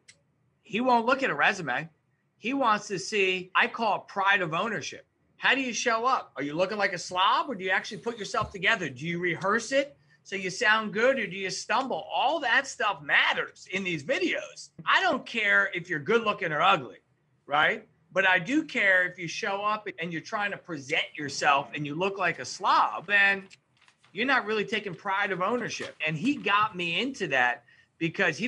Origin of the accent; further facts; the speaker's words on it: New York, United States; I am from New York